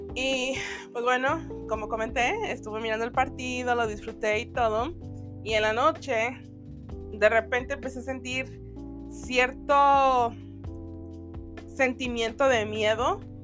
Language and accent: Spanish; Mexico; los que somos mexicanos